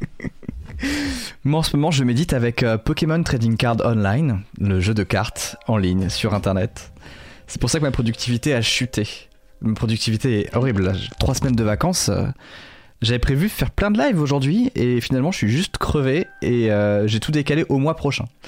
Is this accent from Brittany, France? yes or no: yes; Lorval?, Côtes-d'Armor, Brittany, France; dans mon bled, qui s'appelle, euh, L'Orval, dans le vingt-deux